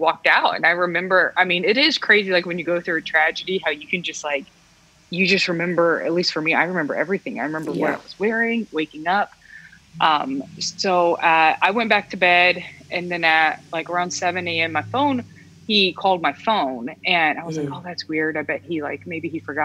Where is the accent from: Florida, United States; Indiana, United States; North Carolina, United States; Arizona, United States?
Indiana, United States; we're from Indiana, so Midwest, born and raised